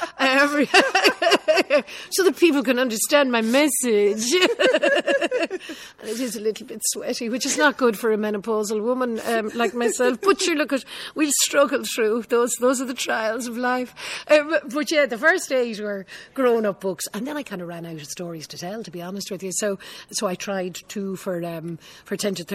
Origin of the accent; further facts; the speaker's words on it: Ireland; I'm Irish